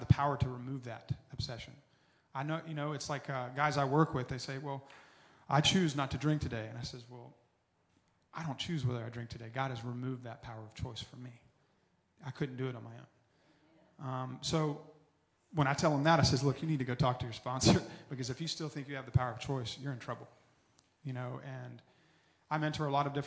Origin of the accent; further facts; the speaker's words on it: Tallahassee, Florida, United States; I was born and raised in Tallahassee